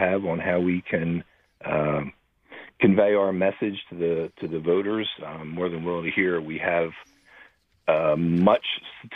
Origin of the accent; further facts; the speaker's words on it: Philadelphia, Pennsylvania, United States; We grew up in Southwest Philadelphia together, went to Most Blessed Sacrament grade school and West Catholic High School